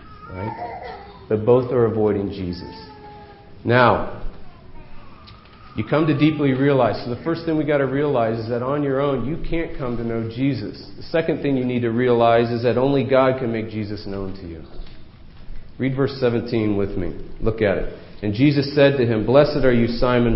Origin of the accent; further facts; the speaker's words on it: New England, United States; These are the folks I grew up with in New England